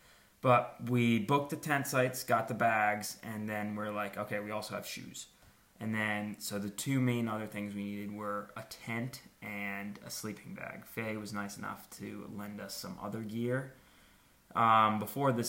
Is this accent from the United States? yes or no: yes; United States